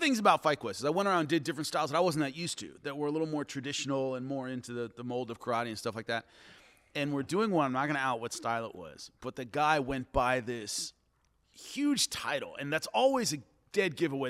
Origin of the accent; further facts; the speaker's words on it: Long Beach, California, United States; I'm from Long Beach, California